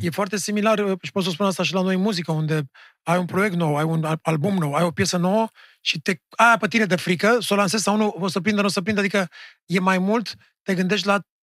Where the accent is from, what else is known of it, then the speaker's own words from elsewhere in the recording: Romania; ca, ca români